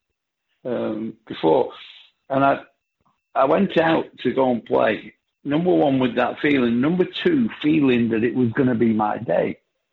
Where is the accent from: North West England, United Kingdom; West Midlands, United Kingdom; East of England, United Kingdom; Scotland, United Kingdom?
North West England, United Kingdom; Bolton; I come from a place called Bolton, which gave me this accent I've got